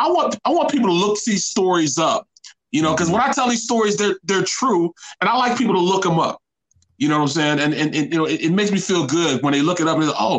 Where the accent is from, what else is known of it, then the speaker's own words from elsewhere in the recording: Kinloch, Missouri, United States; I'm from Kenlock in St. Louis. Kenlock is like, had the fifth highest crime rate per capita.